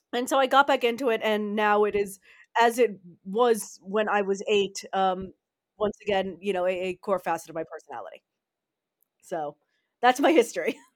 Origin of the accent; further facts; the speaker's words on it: United States; now in Netherlands; I'm an American living in the Netherlands